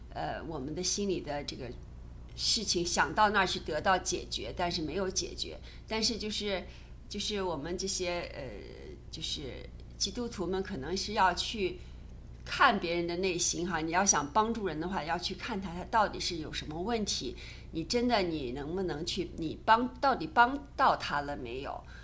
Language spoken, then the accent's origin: Chinese; China; 我们中国人